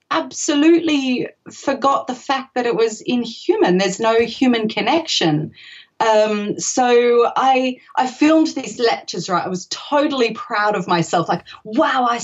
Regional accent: Australia; now in Germany; I'm actually from Australia. So moving to Germany was kind of a big deal

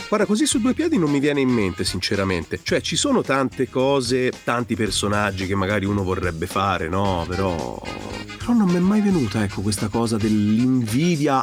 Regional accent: Tuscany, Italy; in Toscana, io sono toscano.

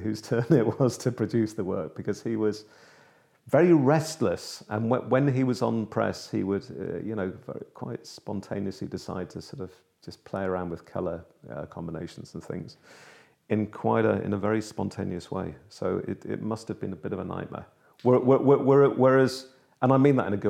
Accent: Liverpool, North West England, United Kingdom; moved away; my hometown, actually, of Liverpool

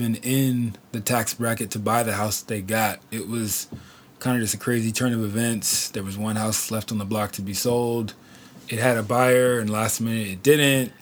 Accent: Oceanside, California, United States; I'm from Oceanside, Inland, Oceanside, 92057, Gallery Drive

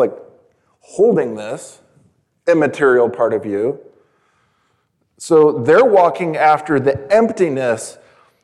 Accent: San Diego, California, United States; I was born in San Diego, California.

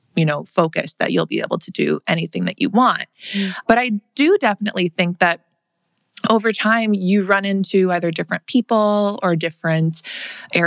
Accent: Wayzata, Minnesota, United States; I grew up in Minnesota. I grew up in a suburb outside of Minneapolis called Wayzata

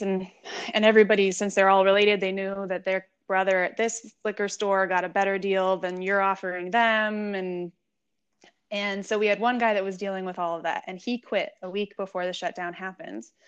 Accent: San Diego, California, United States; also born or lived in Los Angeles; I was born in the Los Angeles area, but I've lived in San Diego since I was six, so I would consider myself a San Diegan for sure

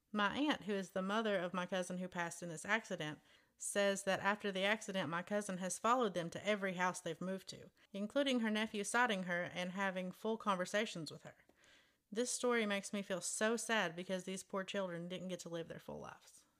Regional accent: Alton, Texas, United States; in my hometown

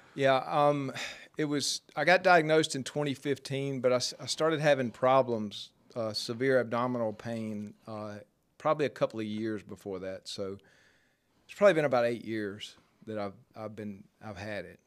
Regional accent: Jackson, Mississippi, United States; I grew up in South Jackson

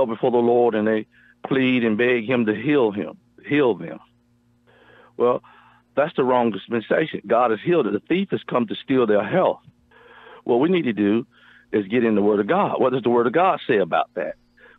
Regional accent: near Raleigh-Durham, Eastern North Carolina, United States; now in Marshall, Texas, United States; from Marshall, Texas, originally from North Carolina, Eastern North Carolina, near Raleigh-Durham, and I've been in Texas since 1988, so I believe I'm a true Texan now.

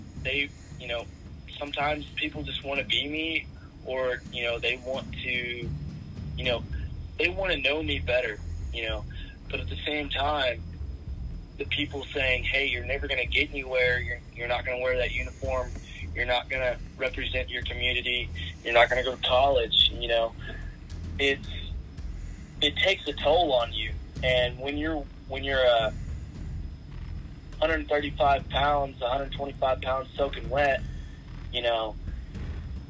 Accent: Hydro, Oklahoma, United States; I'm from Hydro, Oklahoma

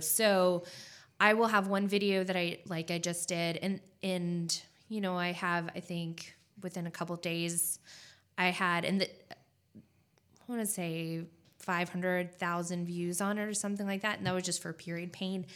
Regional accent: California, United States; moved away as an adult; now in Spartanburg, United States; I'm originally from California

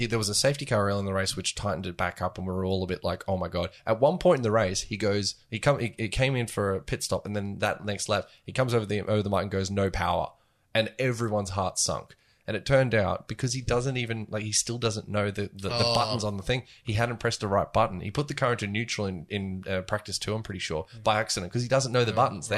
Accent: Australia; moved away; being Australian

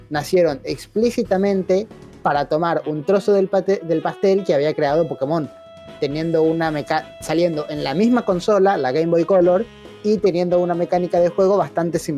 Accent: Argentina; also born or lived in Paraguay; Algo que se puede recalcar es que yo en realidad me crié en Paraguay, mientras que todos los demás se criaron acá en Argentina. Todos somos argentinos. Pero yo particularmente los primeros años, de los 3 hasta los 11 años, estuve en Paraguay.

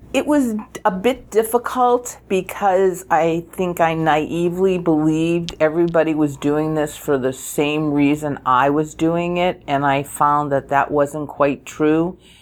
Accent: New England, United States; moved away; I was born in New England

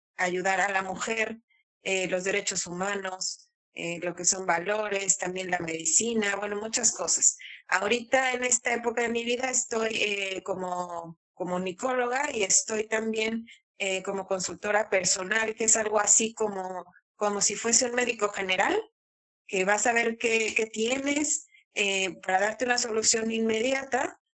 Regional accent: Mexico; moved away as an adult; also born or lived in Andalusia, Spain; now in Spain; yo soy mexicana, orgullosamente mexicana

